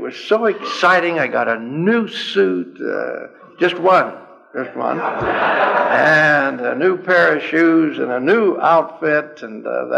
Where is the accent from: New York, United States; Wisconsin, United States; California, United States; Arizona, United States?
California, United States; I'm from California